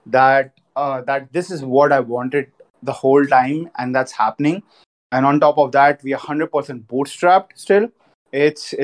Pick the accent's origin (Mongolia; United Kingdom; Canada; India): India; Jhunjhunu, Rajasthan; I'm from Rajasthan. I'm from Junjunu